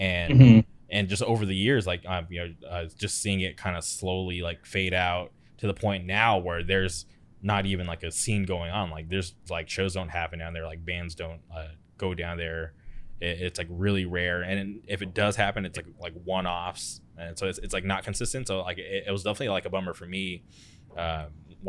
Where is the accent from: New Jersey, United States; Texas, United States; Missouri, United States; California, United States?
California, United States; Palm Springs; now in Orange County, United States; right now I'm in Orange County. I grew up in the Palm Springs area